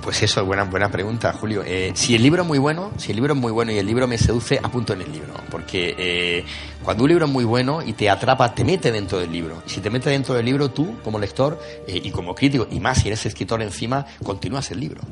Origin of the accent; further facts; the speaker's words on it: Granada, Andalusia, Spain; como buen granadino, que a todos nos persigue el fantasma de Lorca